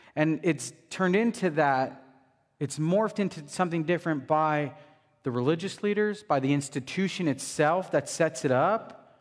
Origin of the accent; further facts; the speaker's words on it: United States; As American Christians